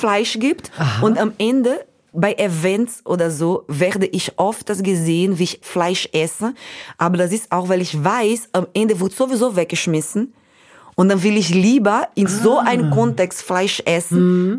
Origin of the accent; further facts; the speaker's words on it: Brazil; German is a second language; moved away; ich habe Deutsch gelernt mit einem holländischen Freund von meinen Eltern in Brasilien